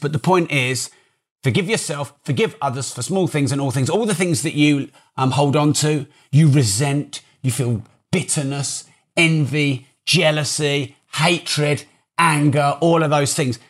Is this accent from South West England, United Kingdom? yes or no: no; Peterborough, East of England, United Kingdom; I'm from Peterborough